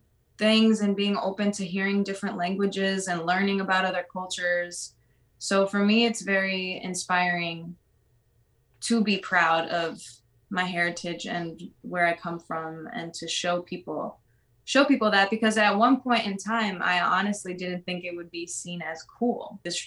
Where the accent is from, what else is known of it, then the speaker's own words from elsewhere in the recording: Greece; also born or lived in New Jersey, United States; I was born in New Jersey, but a month later I went to Greece, and I've grown up living back and forth between these two places for my whole life, like truly growing up in both and feeling like both are home.